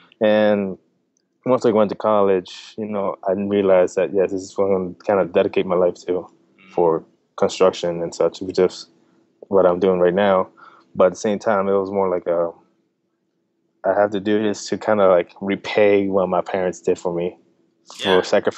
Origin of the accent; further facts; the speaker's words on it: Delaware, United States; also born or lived in New Jersey; So I was born in New Jersey. I moved to Delaware in 2000, and that's where I got to meet Yesenia. We met at a young age. Then later on down the road, you know, I grew up in Delaware, all the whole middle school, high school, everything.